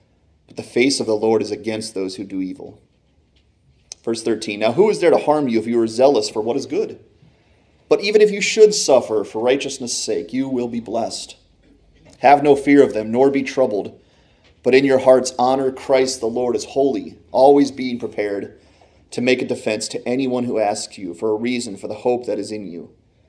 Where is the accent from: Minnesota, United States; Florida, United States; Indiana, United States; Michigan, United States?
Michigan, United States; born there; also born or lived in Pennsylvania; I was born in Michigan as well as my two siblings. And so we were all Michigan fans growing up.